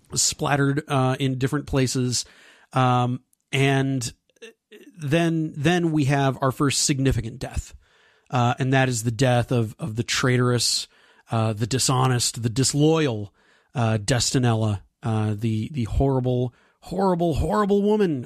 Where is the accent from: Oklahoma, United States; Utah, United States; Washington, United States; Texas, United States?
Texas, United States; right here in my home state of Texas